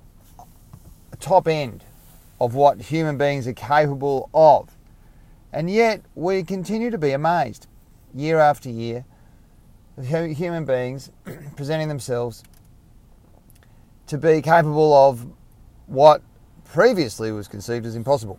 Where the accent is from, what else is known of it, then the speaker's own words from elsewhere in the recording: Tasmania, Australia; I grew up in Tasmania, Australia, very small population